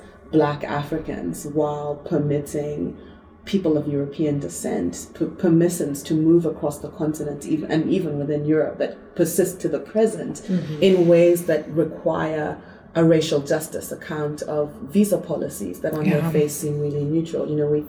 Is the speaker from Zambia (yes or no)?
yes; Zambia; also born or lived in Zimbabwe; You know, I'm from Zambia and Zimbabwe, and my family's on both sides.